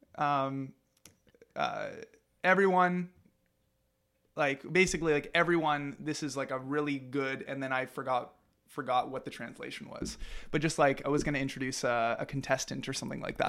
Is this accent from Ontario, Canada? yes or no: yes; St. Thomas, Ontario, Canada; also born or lived in Japan; when we moved back from Japan, um, and lived in, started living in Saint Thomas, that's when I joined that rock school